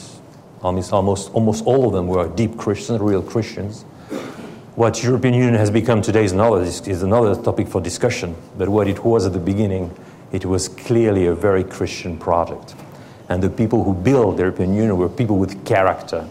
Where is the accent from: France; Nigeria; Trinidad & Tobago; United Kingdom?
France; English is a second language; moved away as an adult; also born or lived in Paris, France / Helsinki, Finland; I was born in France from, my grandparents, two of my grandparents are Russian.